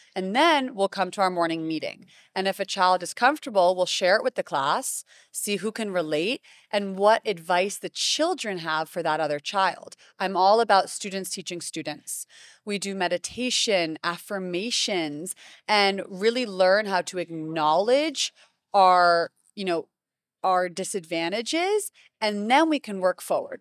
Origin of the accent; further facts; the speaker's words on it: Greenwich, Connecticut, United States; moved away as an adult; now in Miami, United States; I grew up in Connecticut